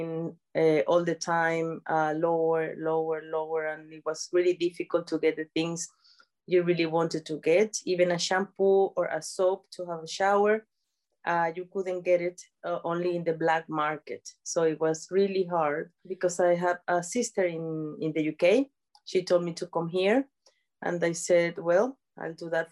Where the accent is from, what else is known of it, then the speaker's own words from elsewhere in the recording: San Cristóbal, Táchira, Venezuela; moved away as an adult; now in United Kingdom; I'm from Venezuela. Yeah, I was born in a place that is called San Cristobal.